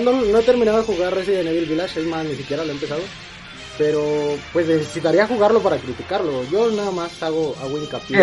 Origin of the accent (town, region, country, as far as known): Mexico